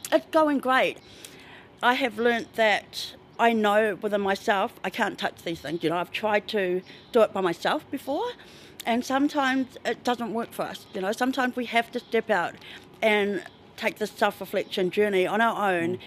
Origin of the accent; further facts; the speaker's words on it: Tauranga, Bay of Plenty, New Zealand; moved away as an adult; I'm from Tauranga